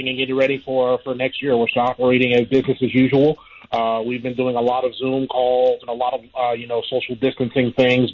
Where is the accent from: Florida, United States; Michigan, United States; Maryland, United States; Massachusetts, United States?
Florida, United States; Jacksonville; working here in my hometown of Jacksonville